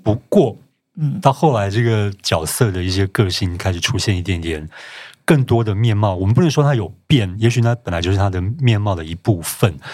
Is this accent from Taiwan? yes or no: yes; Taiwan; 我们台湾人对晶晶体应该还有一点点概念